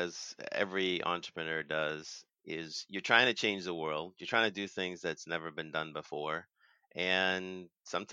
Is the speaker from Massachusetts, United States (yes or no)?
yes; Boston, Massachusetts, United States; I'm from Boston originally.